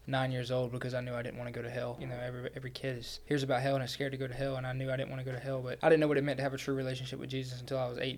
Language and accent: English; Georgia, United States; moved away as an adult; also born or lived in North Carolina; I transferred from the University of North Carolina at Pembroke, but I'm from Georgia